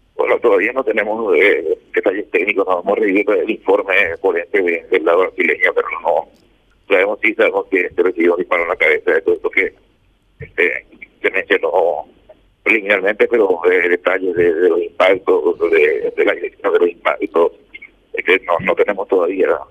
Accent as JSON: {"language": "Spanish", "country": "Paraguay", "said": "como todo paraguayo"}